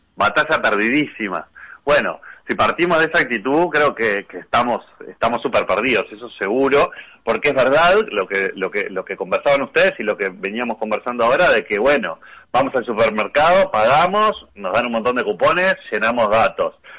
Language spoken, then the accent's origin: Spanish; Uruguay